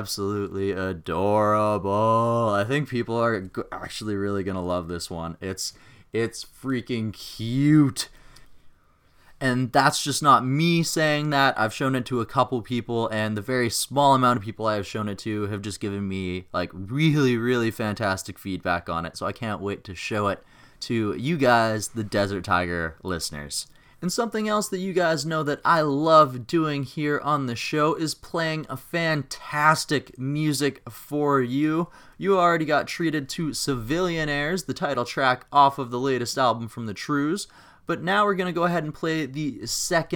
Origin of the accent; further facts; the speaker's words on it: Regina, Saskatchewan, Canada; my hometown of Regina, Saskatchewan